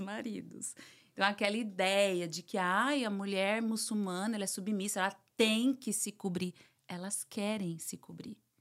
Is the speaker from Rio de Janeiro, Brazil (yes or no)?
no; São Paulo, Brazil; moved away as an adult; also born or lived in Argentina / United Arab Emirates; now in Miami, United States; Meus pais são da Paraíba, né? São uhum. nordestinos. Então, sou, criei, fui criada em São Paulo